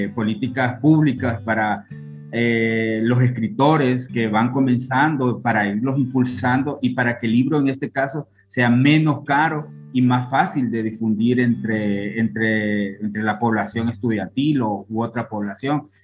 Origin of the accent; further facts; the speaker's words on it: Honduras; yo soy de Honduras